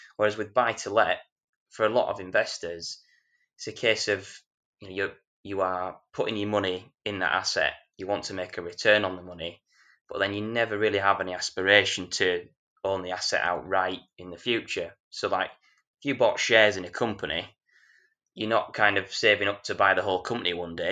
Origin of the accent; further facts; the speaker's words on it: Yorkshire and the Humber, United Kingdom; I'm a Yorkshireman